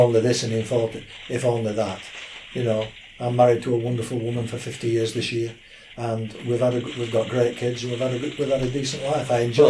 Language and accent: English; Burnley, North West England, United Kingdom; now in Sheffield, United Kingdom; My family's from Burnley. I was born in Burnley. I mean, if you go back right to my granddad's family, they must have come. They came down from Scotland working on the rail lines.